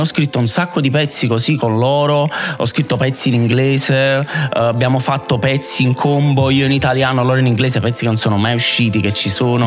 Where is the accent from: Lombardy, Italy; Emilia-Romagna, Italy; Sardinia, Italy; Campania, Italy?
Campania, Italy; Naples; also born or lived in Vomero, Naples; io non sono originario del Vomero, sono di Fuorigrotta